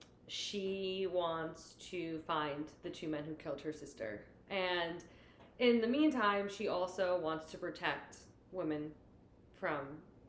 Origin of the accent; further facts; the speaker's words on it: New Jersey, United States; We're from New Jersey.